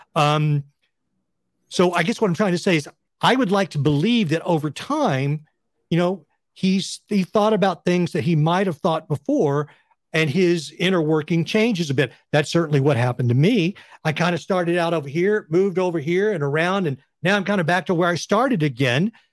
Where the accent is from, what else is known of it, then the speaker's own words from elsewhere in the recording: West Texas, United States; moved away as an adult; I grew up in West Texas in a Republican family